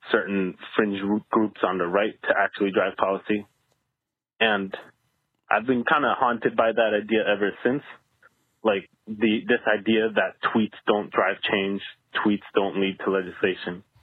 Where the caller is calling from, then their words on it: Seattle, Washington, United States; I'm calling from Seattle.